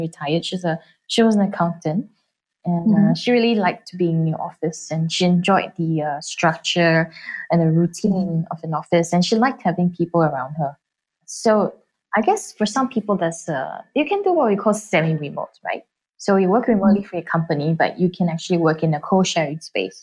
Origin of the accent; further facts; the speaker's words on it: Singapore; as a Singaporean